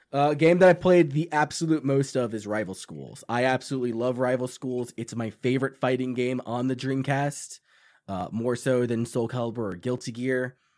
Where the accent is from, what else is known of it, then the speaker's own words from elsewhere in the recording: Long Island, New York, United States; this movie in Long Island, too, which is where I'm from